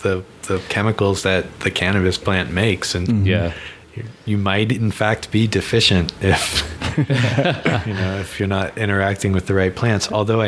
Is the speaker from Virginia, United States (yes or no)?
yes; Virginia, United States